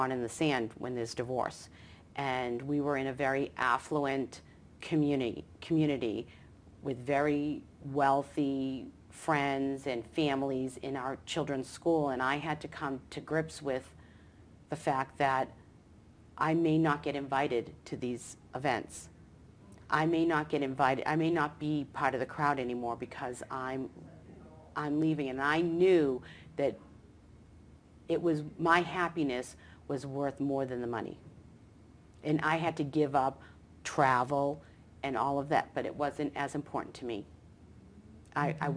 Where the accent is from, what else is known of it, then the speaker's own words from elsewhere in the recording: Medford, Massachusetts, United States; now in Atlanta, United States; I'm from Medford.